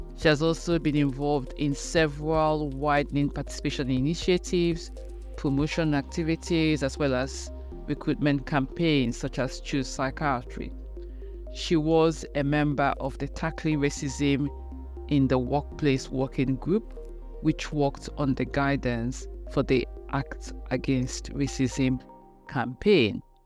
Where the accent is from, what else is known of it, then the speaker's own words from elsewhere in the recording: Nigeria; moved away as an adult; now in United Kingdom; I am Nigerian. I'm back home in Nigeria where I used to have a lot of support